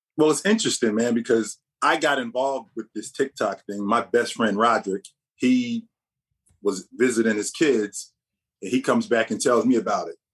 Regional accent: Jersey City, New Jersey, United States; also born or lived in Vermont / Ireland; I'm born and raised in Jersey City, so I'm from Jersey

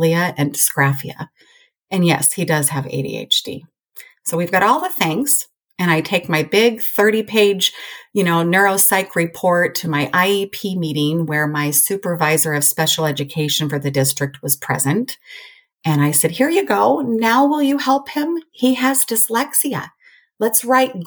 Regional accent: Oregon, United States; also born or lived in Colorado; now in Idaho, United States; I'm originally from Oregon

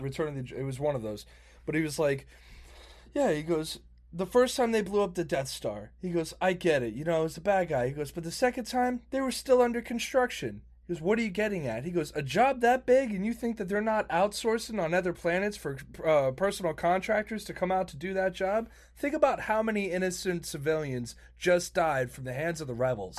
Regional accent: Florida, United States; also born or lived in Spain; I was just raised here.

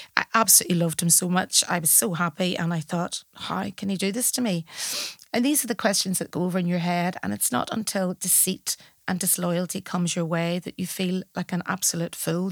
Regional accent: Belfast, Northern Ireland, United Kingdom; moved away as an adult; also born or lived in Malahide, Ireland; now in Dublin, Ireland; I leave Northern Ireland at the age of forty-eight to come to a new city

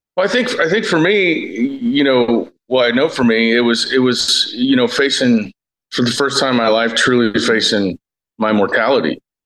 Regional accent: Cincinnati, Ohio, United States; I'm born and raised in Cincinnati, Ohio

